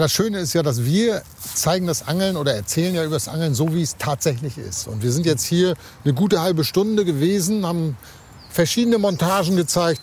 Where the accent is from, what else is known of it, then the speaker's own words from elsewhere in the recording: Lübeck, Schleswig-Holstein, Germany; in meiner Heimatstadt hier ganz in der Nähe bin ich zur Schule gegangen, am Dom.